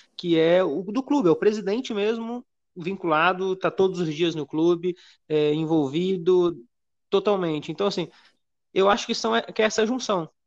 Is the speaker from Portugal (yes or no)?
no; Minas Gerais, Brazil; Eu sou aqui de Minas e fui muito no Castor Cifuentes